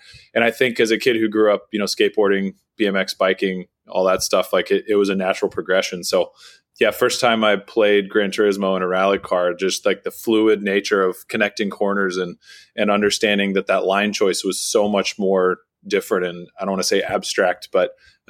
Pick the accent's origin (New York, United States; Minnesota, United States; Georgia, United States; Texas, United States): Texas, United States; Austin; You know, I grew up here in Austin. I'm just outside of Austin now at our rally ranch.